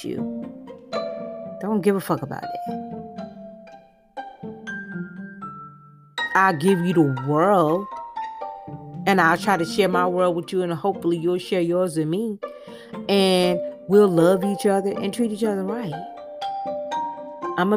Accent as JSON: {"language": "English", "town": "Miami", "region": "Florida", "country": "United States", "moved": "yes", "said": "I am from Miami"}